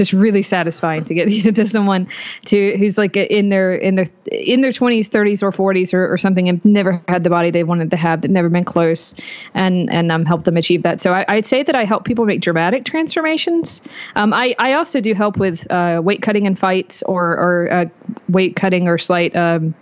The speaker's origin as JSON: {"language": "English", "region": "North Carolina", "country": "United States", "tie": "born or raised there", "said": "I am out of North Carolina. I was born in North Carolina. I'm still here"}